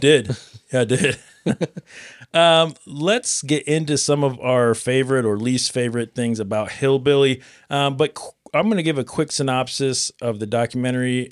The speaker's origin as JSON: {"language": "English", "region": "Nebraska", "country": "United States", "said": "I'm from Nebraska"}